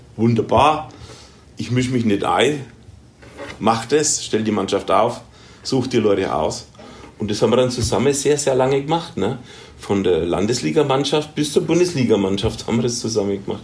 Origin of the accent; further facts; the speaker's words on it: Germany; wir als Deutsche